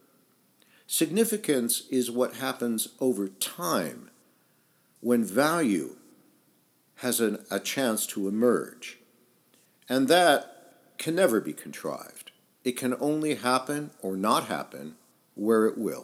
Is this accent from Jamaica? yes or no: no; United States; moved away as an adult; also born or lived in England / France / Italy; although I grew up in the United States, I left in my early 20s and lived in about half a dozen countries